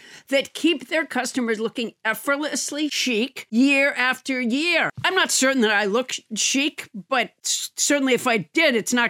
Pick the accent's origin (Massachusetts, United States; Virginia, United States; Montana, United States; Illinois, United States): Massachusetts, United States; I grew up in Massachusetts, and I did not think about Robert E. Lee at all, and neither did anyone that I knew. And I'm 61